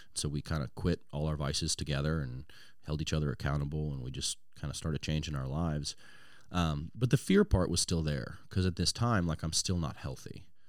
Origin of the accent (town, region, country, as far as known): Louisiana, United States; born or raised there; also born or lived in Washington State